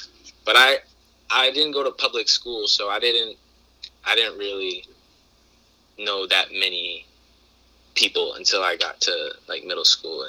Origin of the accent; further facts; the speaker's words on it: Portland, Maine, United States; also born or lived in Virginia; they raised me in Portland.